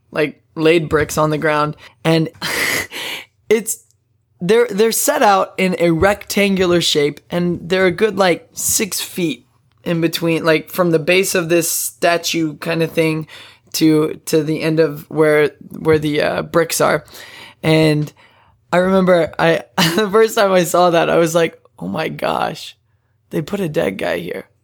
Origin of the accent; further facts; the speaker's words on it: Odessa, Texas, United States; I'm from Odessa, Texas